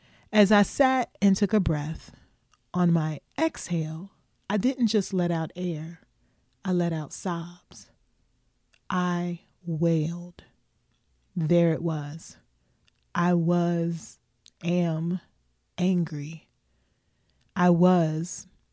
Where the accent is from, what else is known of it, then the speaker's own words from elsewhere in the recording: Louisville, Kentucky, United States; my hometown of Louisville, Kentucky